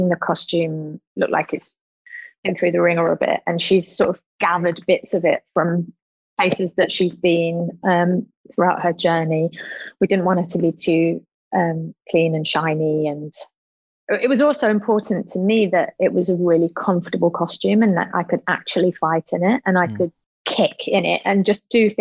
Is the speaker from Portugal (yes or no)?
no; Nottingham, East Midlands, United Kingdom; I would have been really excited as a kid, I think, to hear an accent like mine on the telly